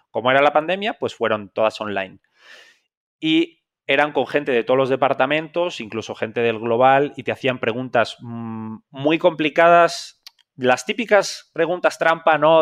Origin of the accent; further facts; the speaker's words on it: Zamora, Castile and León, Spain; accent: español; moved away as an adult; also born or lived in Madrid; yo soy un, un español de una ciudad muy pequeña de España que se llama Zamora